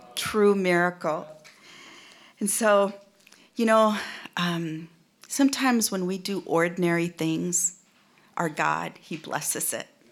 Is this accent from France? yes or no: no; India; also born or lived in United States; now in Seattle, United States; in India, my own, my home country